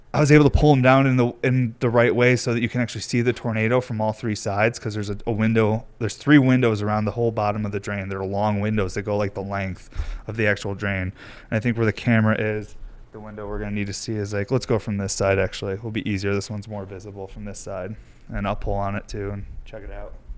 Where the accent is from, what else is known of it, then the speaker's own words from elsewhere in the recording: New York, United States; moved away; I'm from New York